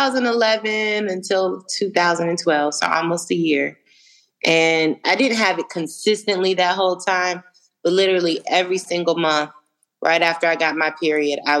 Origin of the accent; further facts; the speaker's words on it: Phoenix, Arizona, United States; also born or lived in Arlington, Virginia / DMV (Washington metropolitan area); now in Atlanta, United States; I was born in Arlington, Virginia, raised a little bit in the DMV. When I was 10 years old, we moved to Phoenix. So that's really where I grew up